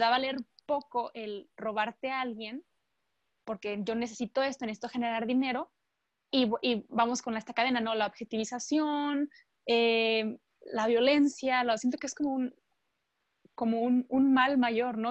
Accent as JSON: {"language": "Spanish", "country": "Mexico", "said": "los que somos eh, mexicanos"}